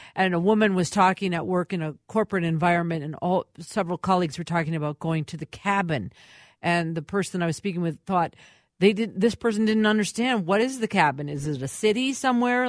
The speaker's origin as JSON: {"language": "English", "town": "Minneapolis", "region": "Minnesota", "country": "United States", "tie": "born or raised there", "said": "I grew up in Minneapolis. I'm a Minneapolis kid"}